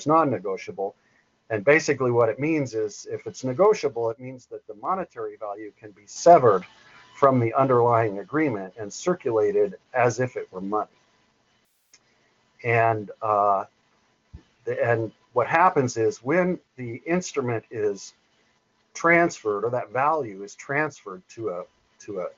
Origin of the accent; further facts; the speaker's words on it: Butte County, California, United States; I'm from the Butte County, California area. I just got burned out in the Paradise campfire here a few months ago